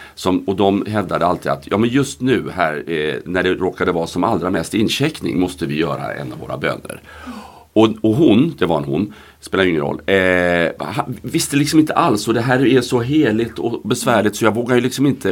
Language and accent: Swedish; Gothenburg, Västra Götaland, Sweden; jag är från Göteborg